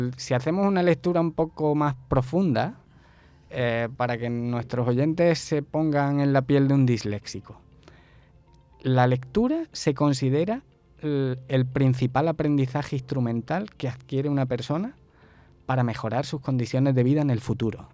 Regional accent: El Esparragal, Andalusia, Spain; accent: Andalusian (costeño equivalent in Spain); moved away as an adult; also born or lived in Málaga; now in Barranquilla, Colombia; yo soy original de un pueblecito que sería algo así como lo que aquí llamáis una vereda

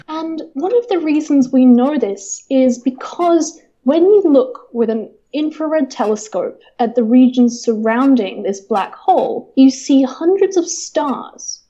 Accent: Northumberland, North East England, United Kingdom; also born or lived in New Zealand; now in Canberra, Australia; I was born in a county called Northumberland, which is in the very far north of England

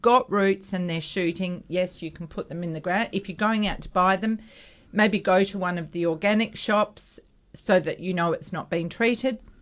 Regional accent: Perth, Western Australia, Australia; when we grew up in North Beach, we had a vacant block next door to us

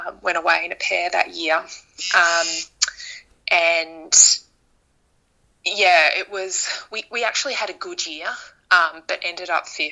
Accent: Melbourne, Victoria, Australia; also born or lived in Canberra; I moved home from Canberra. I moved back to Melbourne to finish off my uni

